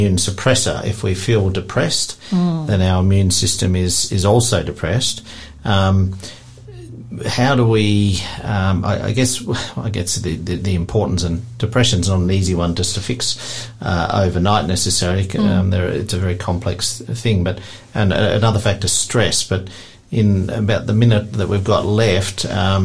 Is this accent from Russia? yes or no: no; Tasmania, Australia; I grew up mostly in Tassie